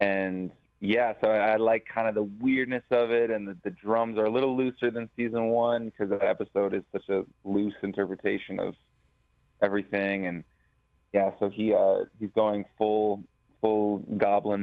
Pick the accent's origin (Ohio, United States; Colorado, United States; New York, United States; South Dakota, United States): South Dakota, United States; Sioux Falls; moved away as an adult; now in Los Angeles, United States; I grew up in Sioux Falls